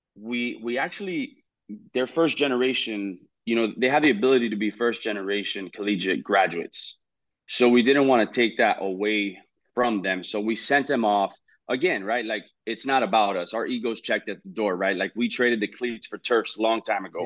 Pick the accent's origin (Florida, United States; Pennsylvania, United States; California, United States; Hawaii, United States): Florida, United States; Hialeah; we moved to Hialeah, uh, two years after, and that's in my hometown